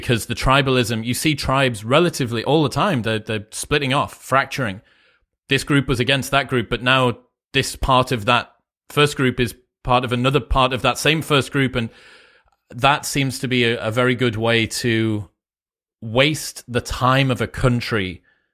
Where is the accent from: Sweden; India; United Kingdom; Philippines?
United Kingdom; I'm a Brit, you know, I was 12, I think, when 9/11 happened